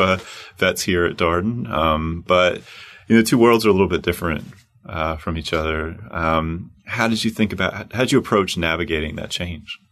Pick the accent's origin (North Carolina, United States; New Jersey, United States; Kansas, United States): North Carolina, United States; Charlotte; moved away; My hometown, Queen City